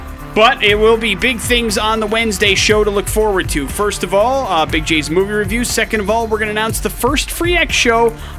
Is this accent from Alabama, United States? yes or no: no; West Allis, Wisconsin, United States; I'm from West Dallas, Wisconsin. There's all sorts of Olympic champions and crazy people from there.